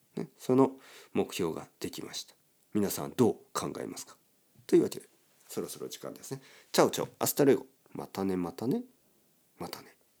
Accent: Kyushu, Oita, Japan; now in Tokyo, Japan; 僕の出身の九州とか、大分県

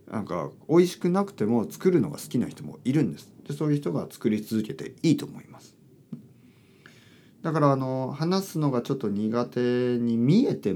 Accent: Kyushu, Japan; いや本当にまあまあ僕あの九州出身なんですけど、

